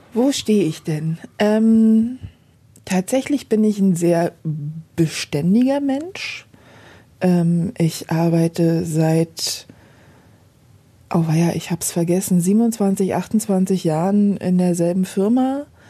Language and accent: German; Berlin, Germany; Also Berlin ist, ist meine Heimat, wird es immer sein